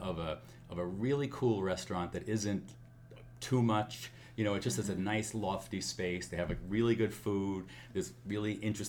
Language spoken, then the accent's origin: English; New York City, New York, United States; I grew up on Staten Island. In a working class neighborhood